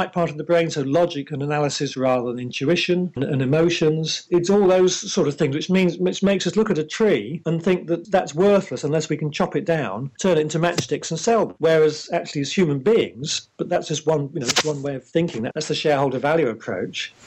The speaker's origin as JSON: {"language": "English", "region": "England", "country": "United Kingdom", "said": "I'm English"}